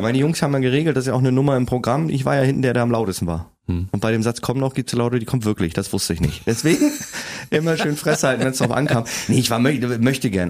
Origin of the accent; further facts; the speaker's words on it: Kiel, Schleswig-Holstein, Germany; also born or lived in Preetz; Bin aber nur geboren und habe dann in Kiel gelebt und bin noch aufgewachsen.